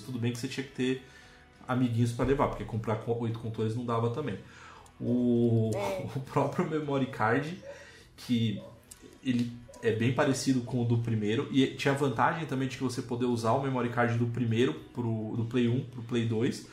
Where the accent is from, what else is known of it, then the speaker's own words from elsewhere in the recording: Brazil; nós, como bons brasileiros